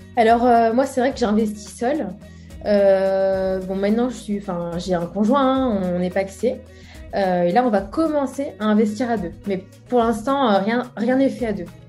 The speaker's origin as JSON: {"language": "French", "town": "Brest", "region": "Brittany", "country": "France", "tie": "born or raised there", "said": "c'est essentiellement à Brest, hein, euh, bah, la ville que, je connais, hein, là où j'ai grandi"}